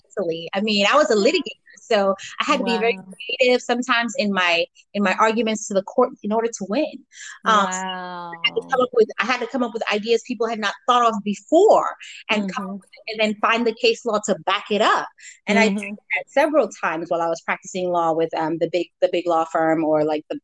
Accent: United States; also born or lived in Sierra Leone; I was born in Sierra Leone. I came here when I was young. And then I also was raised in America

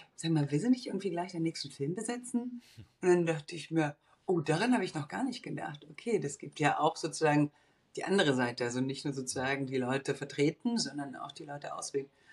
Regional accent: Bulgaria; moved away; also born or lived in Munich, Germany; Ich bin, wie gesagt, im Osten aufgewachsen, in Bulgarien geboren

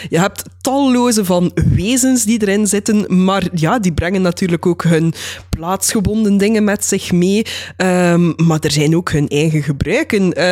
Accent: Dilsen-Stokkem, Limburg, Belgium; moved away as an adult; now in Netherlands; Ondertussen woon ik al, gok ik, zo'n vier jaar in Nederland, maar ik ben opgegroeid in Hartje Limburg, weliswaar in Dilsemstokken.

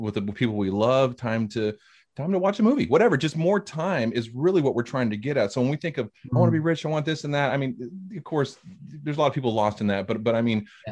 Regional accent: Hayward, California, United States; moved away as an adult; now in Alabama, United States; I'm originally yeah. from California was uh, born and raised in the Bay Area, Hayward, California, and um, uh, now I live in the South, live in Alabama

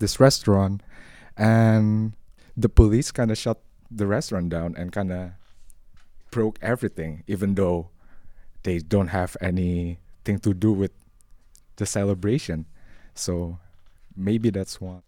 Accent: Indonesia; moved away as an adult; now in Netherlands; I'm from Indonesia. Um, Indonesia is yeah the the country with the most Muslim population in the world, and I was born and raised there

